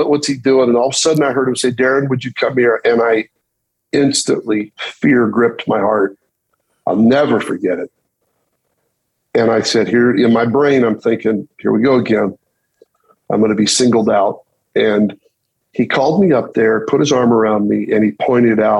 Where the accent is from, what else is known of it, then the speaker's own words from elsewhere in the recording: Kimberly, Idaho, United States; also born or lived in Salinas, California; it's right in the middle of the fourth grade year. We moved from Salinas, California to Twin Falls, Idaho, to a little town outside Twin Falls called Kimberly, Idaho